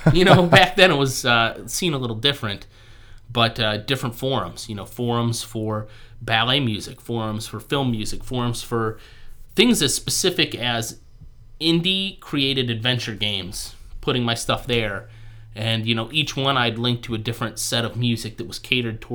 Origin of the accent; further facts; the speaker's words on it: Ohio, United States; I was born and raised in Ohio. I live like 10 minutes from where I was born and raised, and I want to stay in Ohio